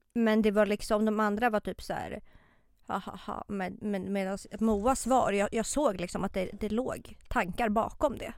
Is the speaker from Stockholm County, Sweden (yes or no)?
yes; Botkyrka, Stockholm County, Sweden; now in Stockholm, Sweden; jag är uppväxt i Botkyrka.